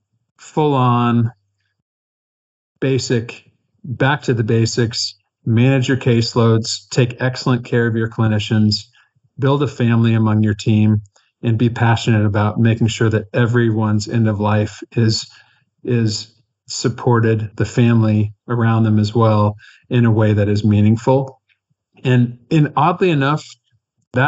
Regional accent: Kansas, United States; I'm from Kansas

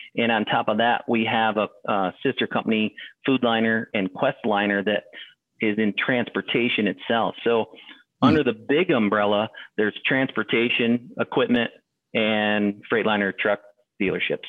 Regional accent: Adirondack area, northern New York, United States; upstate for me would be northern New York. So the Adirondack area

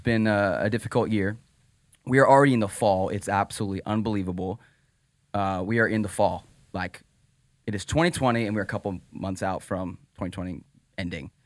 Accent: Pennsylvania, United States; moved away; I'm from Pennsylvania

